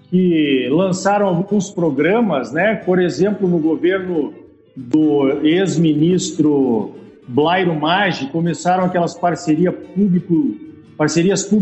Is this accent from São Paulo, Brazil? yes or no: no; Erechim, Rio Grande do Sul, Brazil; born or raised there; accent: gaúcho; moved away as an adult; also born or lived in Passo Fundo / Santa Maria / Rio Verde; now in Campo Novo do Parecis, Brazil